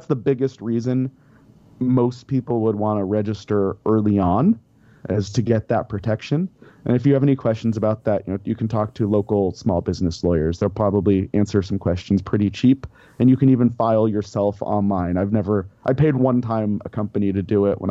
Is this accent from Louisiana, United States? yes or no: no; Denver, Colorado, United States; moved away as an adult; I grew up in Denver. I was in Colorado about 25 years